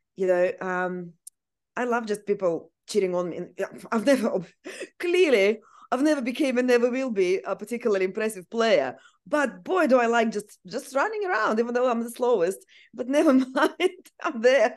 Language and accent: English; Siberia, Russia; English is a second language; now in Australia; I actually was born and grew up in Siberia, which is very cold place.